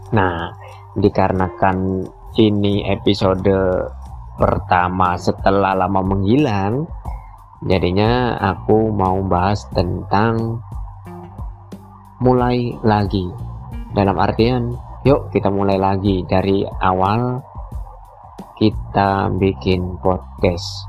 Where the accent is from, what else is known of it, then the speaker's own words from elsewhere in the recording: Muara Teweh, Central Kalimantan, Indonesia; gak bisa pulang lagi ke Muara TW kotaku